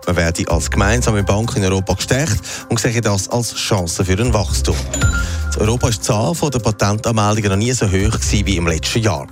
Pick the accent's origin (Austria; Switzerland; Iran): Switzerland; bei uns in der Schweiz